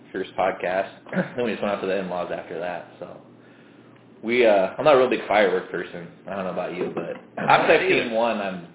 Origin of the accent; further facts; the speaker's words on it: Cedar Rapids, Iowa, United States; growing up in Cedar Rapids, we don't have anything that anybody gives two shits about.